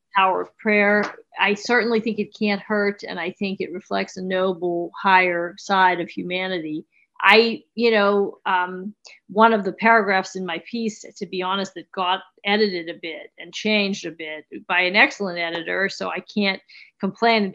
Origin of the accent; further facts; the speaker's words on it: Pittsburgh, Pennsylvania, United States; moved away; I'm from Pittsburgh originally